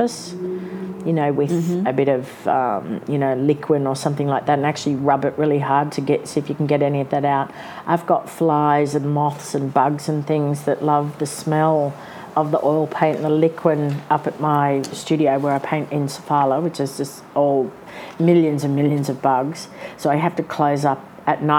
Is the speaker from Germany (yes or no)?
no; Brisbane, Queensland, Australia; moved away as an adult; now in Sydney, Australia; I was from Brisbane